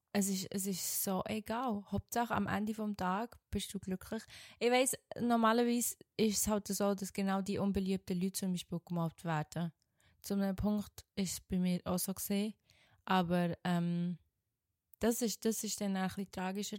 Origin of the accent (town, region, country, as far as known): Switzerland; born or raised there; accent: Swiss German; moved away as an adult; now in Germany